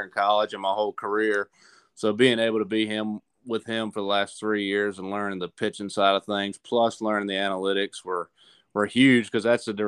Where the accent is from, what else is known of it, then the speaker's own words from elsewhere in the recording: Chatham, Virginia, United States; moved away as an adult; also born or lived in Fayetteville, North Carolina / Raleigh, North Carolina; I'm from a small town in Virginia called Chatham, which is in between Lynchburg and Danville.